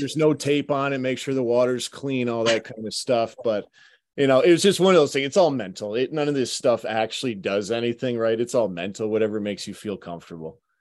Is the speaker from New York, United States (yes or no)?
yes; Syracuse, New York, United States; also born or lived in Utica, New York; I grew up playing in Syracuse Odd, the Utica Odd